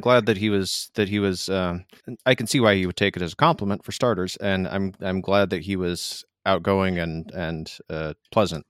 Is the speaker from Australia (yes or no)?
no; Michigan, United States; moved away; I'm from Michigan originally